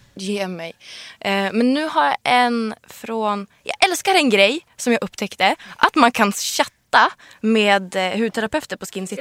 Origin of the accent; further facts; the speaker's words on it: Sweden; I'm Swedish